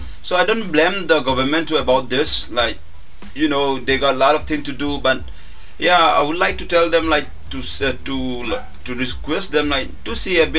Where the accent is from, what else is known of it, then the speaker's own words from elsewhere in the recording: India; being Indian parents